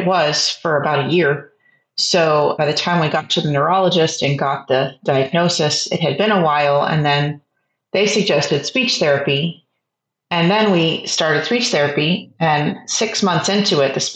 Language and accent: English; San Antonio, Texas, United States; moved away as an adult; now in Austin, United States; I am originally from San Antonio, Texas, and have lived in the Austin area for about 20 years